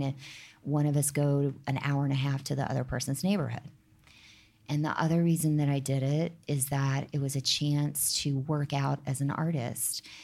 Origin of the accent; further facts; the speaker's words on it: the South, United States; now in New York, United States; I'm not from here, but I'm, I'm from the South